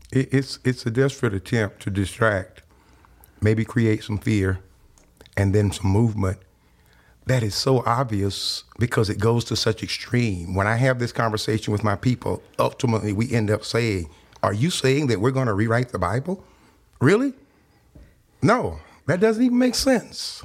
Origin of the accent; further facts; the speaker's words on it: South Louisiana, United States; now in Texas, United States; I grew up in South Louisiana during the late sixties and early seventies.